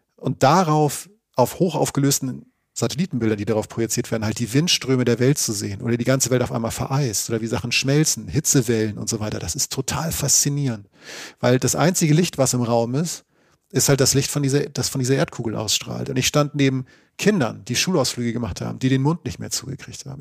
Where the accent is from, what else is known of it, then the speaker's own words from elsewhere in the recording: Northern Germany, Germany; now in Dortmund, Germany; Ich habe mich wirklich als Norddeutscher im Ruhrgebiet sofort wohlgefühlt